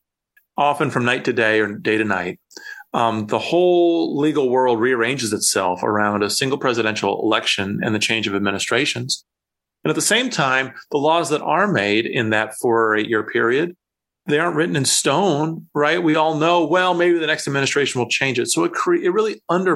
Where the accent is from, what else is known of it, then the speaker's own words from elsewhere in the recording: Iowa, United States; from my home state of Iowa